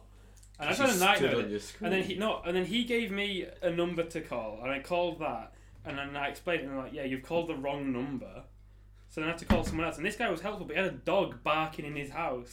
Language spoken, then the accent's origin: English; Yorkshire and the Humber, United Kingdom; I'm from West Yorkshire.